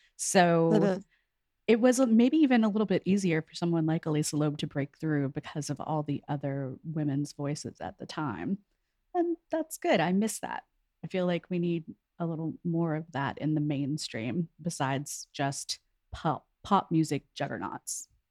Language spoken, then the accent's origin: English; near Houston, Texas, United States; moved away as an adult; also born or lived in New York; I'm from Texas, I'm from near Houston